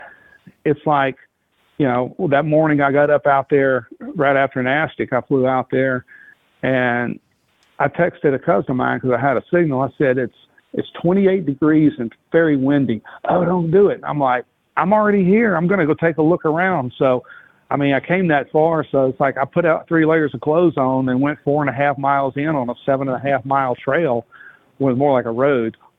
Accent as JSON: {"language": "English", "region": "Louisiana", "country": "United States", "tie": "born or raised there", "said": "Louisianian. I was raised and born in Louisiana."}